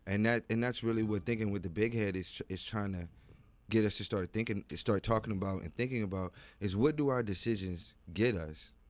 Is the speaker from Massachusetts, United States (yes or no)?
no; Virginia, United States; I am from Virginia